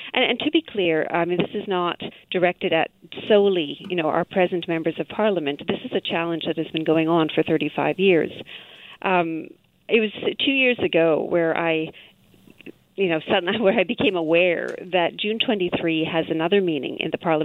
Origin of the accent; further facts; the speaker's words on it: Vancouver, British Columbia, Canada; also born or lived in Edmonton; my brother and I were raised in the Vancouver area